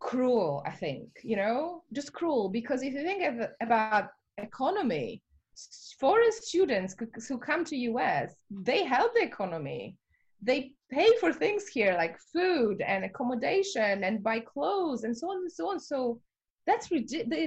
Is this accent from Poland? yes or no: yes; Poland; moved away as an adult; also born or lived in Edinburgh / New York; I'm from Poland.